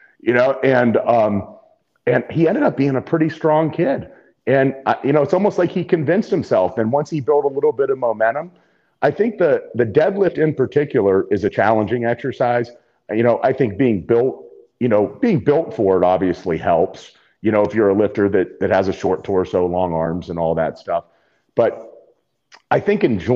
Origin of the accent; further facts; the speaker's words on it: Ohio, United States; growing up in Ohio